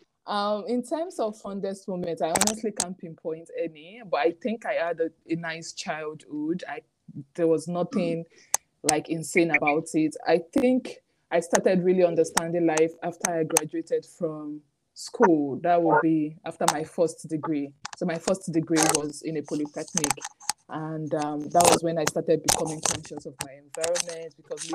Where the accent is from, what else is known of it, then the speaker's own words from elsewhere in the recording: Nigeria; moved away as an adult; also born or lived in Kano, Nigeria; now in United Kingdom; growing up in Nigeria